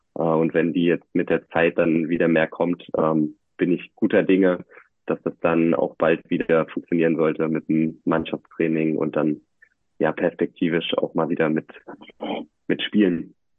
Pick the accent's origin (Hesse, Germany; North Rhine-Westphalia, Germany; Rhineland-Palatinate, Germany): North Rhine-Westphalia, Germany; moved away as an adult; also born or lived in Merseburg; now in Leipzig, Germany; Ich bin äh, tatsächlich in Nordrhein-Westfalen groß geworden